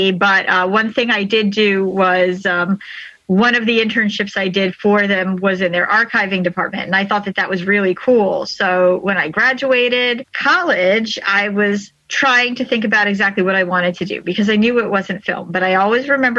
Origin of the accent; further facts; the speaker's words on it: Syosset, New York, United States; in Syosset, which is actually my hometown.